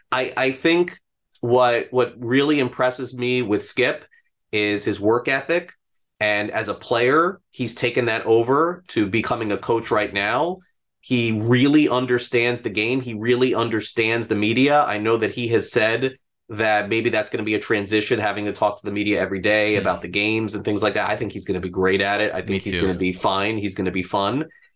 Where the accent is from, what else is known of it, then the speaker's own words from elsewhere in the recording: North Miami, Florida, United States; also born or lived in Brooklyn; So I grew up in North Miami. That's where I went to elementary school. I wasn't born here. I was born in Brooklyn and then came here at a very young age.